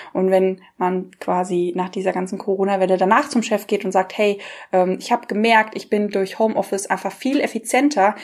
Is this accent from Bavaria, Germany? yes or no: no; near Frankfurt, Hesse, Germany; ich komme ja aus der Nähe von Frankfurt